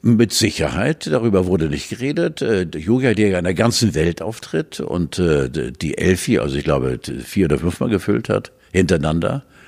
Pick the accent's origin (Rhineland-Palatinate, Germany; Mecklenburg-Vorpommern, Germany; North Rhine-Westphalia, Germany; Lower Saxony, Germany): Mecklenburg-Vorpommern, Germany; Pomerania; Ich komme ja auch aus Pommern.